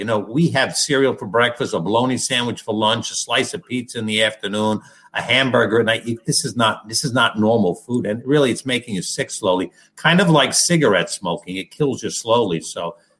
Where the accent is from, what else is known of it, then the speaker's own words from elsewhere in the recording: Teaneck, New Jersey, United States; I grew up in Teaneck, New Jersey